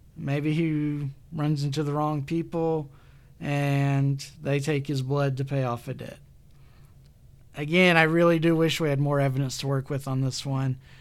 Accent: Alabama, United States; excuse the pronunciation, I'm from Alabama

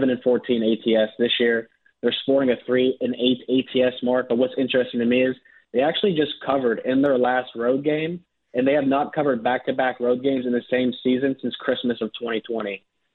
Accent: Pittsburgh, Pennsylvania, United States; I grew up in Pittsburgh

